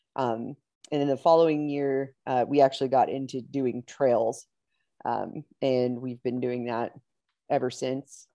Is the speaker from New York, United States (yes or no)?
no; Pittsburgh, Pennsylvania, United States; moved away as an adult; now in Texas, United States; I'm originally from Pittsburgh, Pennsylvania. Uh, my husband and I moved down to Texas about four years ago